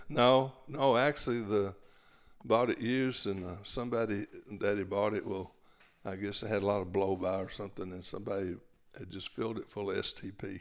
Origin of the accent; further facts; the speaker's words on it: Gatesville, Texas, United States; I was born there. We, we actually lived, uh, in a little town called Rumley on the Lampasas River toward Lampasas